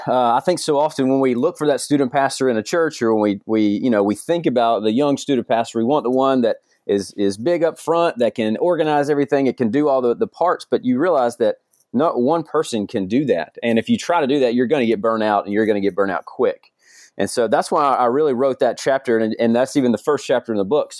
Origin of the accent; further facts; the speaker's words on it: Georgia, United States; moved away; I'm from Georgia originally